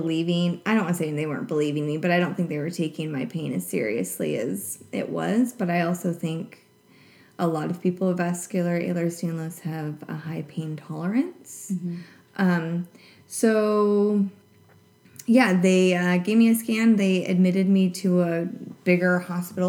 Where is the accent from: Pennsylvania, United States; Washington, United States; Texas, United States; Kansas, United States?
Washington, United States; Centralia; now in Seattle, United States; my hometown, Centralia